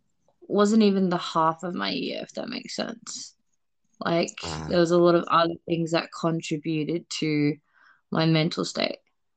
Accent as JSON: {"language": "English", "country": "Australia", "moved": "yes", "lives_now": "Canada", "said": "I'm Australian."}